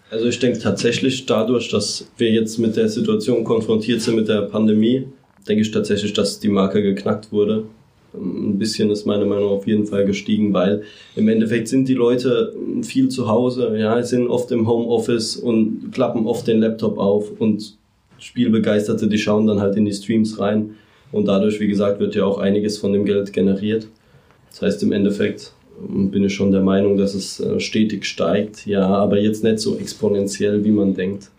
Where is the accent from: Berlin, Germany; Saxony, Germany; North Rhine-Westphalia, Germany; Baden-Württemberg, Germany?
Baden-Württemberg, Germany; Mannheim; ich bin Mannheimer